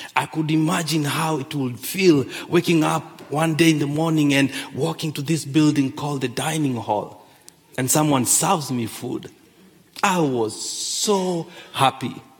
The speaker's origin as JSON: {"language": "English", "country": "Kenya", "tie": "born or raised there", "moved": "yes", "said": "I grew up in Kenya."}